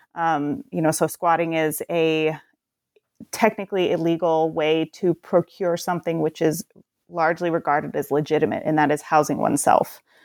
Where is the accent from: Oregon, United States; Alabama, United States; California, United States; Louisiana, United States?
Oregon, United States; Portland; I'm from the Portland area